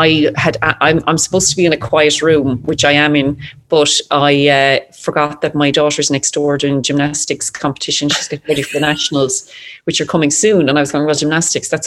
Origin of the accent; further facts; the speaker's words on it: Ireland; as an Irish person